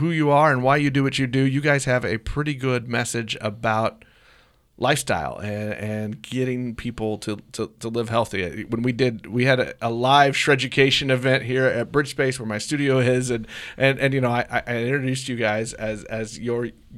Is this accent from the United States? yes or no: yes; Blue Springs, Missouri, United States; I grew up in Blue Springs.